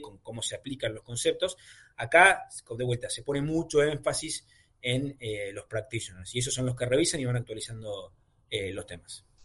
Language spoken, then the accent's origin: Spanish; Argentina; Siendo argentino